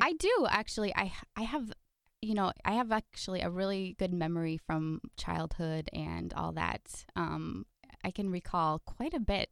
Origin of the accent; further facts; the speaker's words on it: Fargo, North Dakota, United States; also born or lived in Valley City, North Dakota; now in Milbank, United States; mostly Fargo is where I'm from.